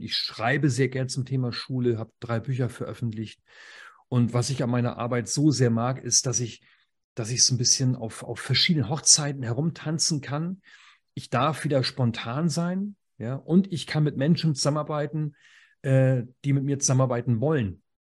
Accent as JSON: {"language": "German", "region": "Schleswig-Holstein", "country": "Germany", "said": "Ich komme aus Schleswig-Holstein."}